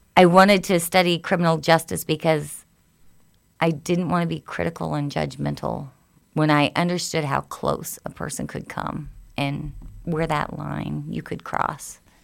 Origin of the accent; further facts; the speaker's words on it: Spencer, Indiana, United States; also born or lived in Lafayette, Indiana; In Lafayette and then in Spencer, Indiana